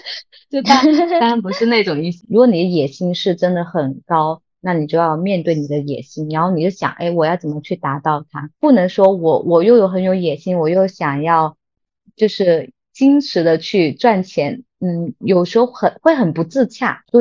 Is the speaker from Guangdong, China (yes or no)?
yes; Guangdong, China; 我就觉得道理就很简单，我们广东人。就是喜欢做做生意，不喜欢说大话。